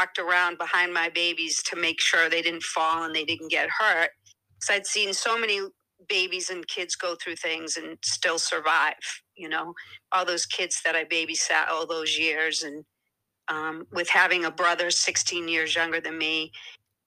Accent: Boston, Cape Cod, Massachusetts, United States; accent: Boston; I'm not from Boston, although I was originally born in Boston

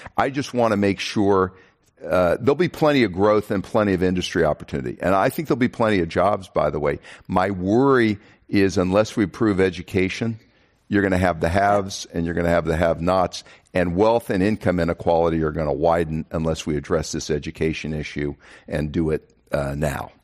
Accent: Kansas, United States; now in Texas, United States; I come from Kansas

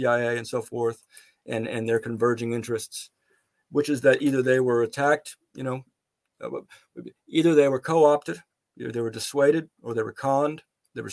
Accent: Dallas, Texas, United States; moved away as an adult; also born or lived in Antigua; now in United Kingdom; I've been writing a column for D Magazine, my hometown city paper, city magazine

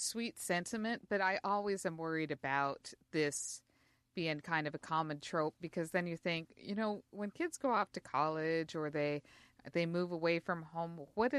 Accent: Utah, United States; I grew up in Utah, and so, yes, it was not very common to have a wine-drinking mom.

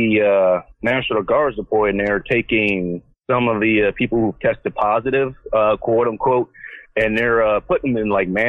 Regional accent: Inglewood, California, United States; now in Seattle, United States; All right, no, I'm actually from Inglewood.

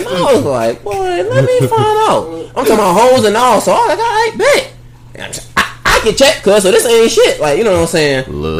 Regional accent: Savannah, Georgia, United States; also born or lived in Garden City, Georgia; Growing up in Savannah, you got to have tough skin.

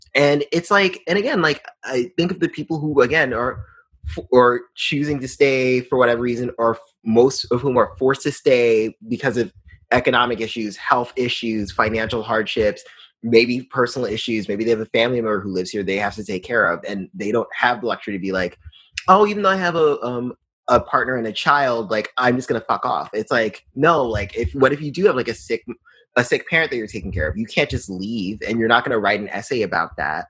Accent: New York, United States; growing up in New York

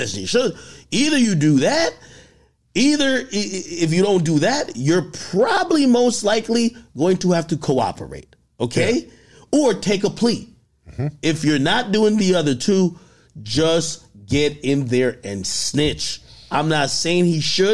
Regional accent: Jamaica; I'm from Jamaica

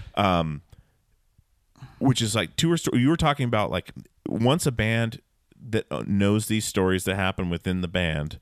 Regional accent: Alaska, United States; growing up in Alaska

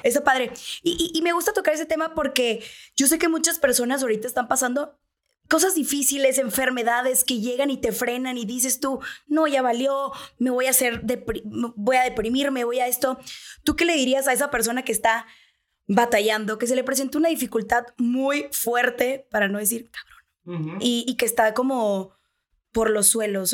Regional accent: Sonora, Mexico; moved away as an adult; now in Mexico City, Mexico; somos sonorenses

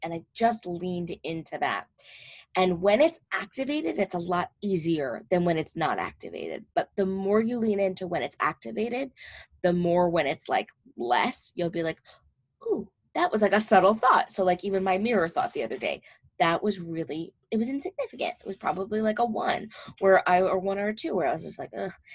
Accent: New Jersey, United States; I'm from North Jersey

